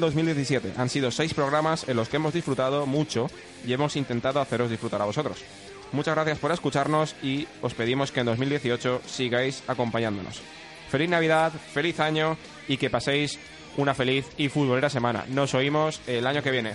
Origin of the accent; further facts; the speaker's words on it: Torrent, Valencian Community, Spain; yo soy de Torrent